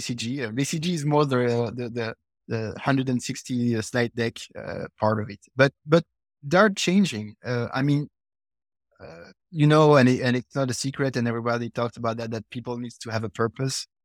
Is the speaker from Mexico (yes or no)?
no; Belgium; also born or lived in United States